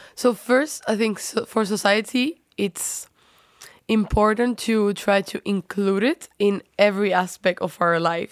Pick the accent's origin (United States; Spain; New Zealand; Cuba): Spain; now in Netherlands; I come from Spain.